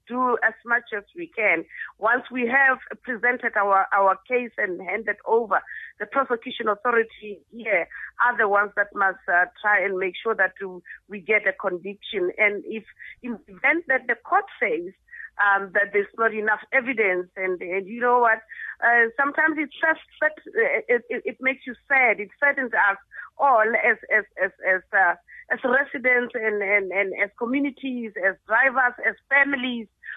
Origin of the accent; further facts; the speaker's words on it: South Africa; As South Africans and as South African motorists